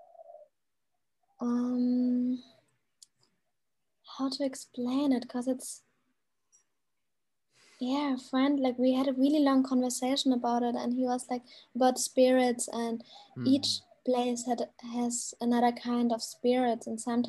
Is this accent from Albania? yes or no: no; Germany; now in Bali, Indonesia; I'm from Germany.